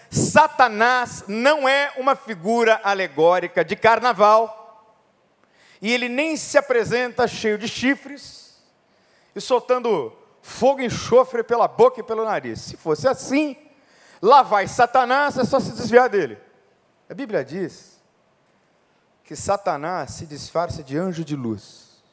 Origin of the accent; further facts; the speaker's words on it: São Paulo, Brazil; Eu nasci em São Paulo, na maternidade Santa Teresa, na Liberdade. Sou paulista